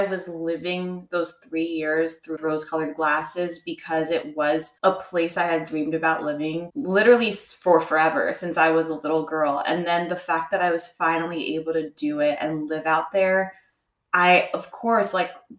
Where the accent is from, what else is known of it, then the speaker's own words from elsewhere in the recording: New Jersey, United States; also born or lived in Los Angeles; now in Florida, United States; I am like a short plane ride away from New Jersey, my hometown